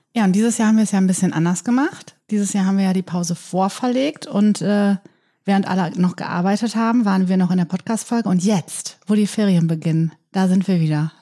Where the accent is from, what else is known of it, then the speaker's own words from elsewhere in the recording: Germany; Ich bin ja in der Lamberti-Gemeinde groß geworden